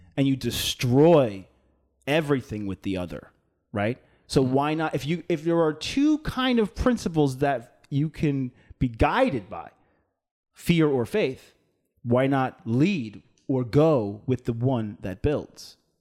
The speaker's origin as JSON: {"language": "English", "area": "Long Island", "region": "New York", "country": "United States", "tie": "born or raised there", "said": "I'm from Long Island, right? So most of the people on Long Island, most, right, at least for, in, in my hometown, were Irish"}